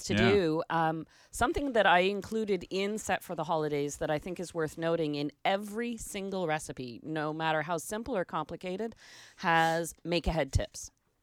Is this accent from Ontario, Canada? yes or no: yes; Toronto, Ontario, Canada; also born or lived in United States; So I grew up in Toronto, and it was just part of our family tradition